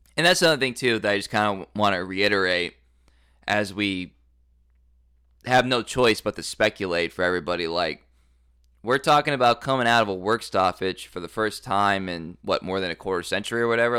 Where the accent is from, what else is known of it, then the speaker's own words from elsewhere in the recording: Dallas, Texas, United States; moved away; also born or lived in Tulsa, Oklahoma; I'm also from Dallas